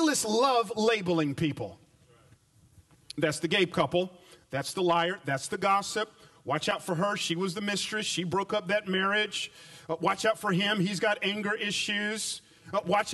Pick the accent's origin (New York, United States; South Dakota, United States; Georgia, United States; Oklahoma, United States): Georgia, United States; Atlanta; now in Memphis, United States; I grew up in Atlanta back in the 80s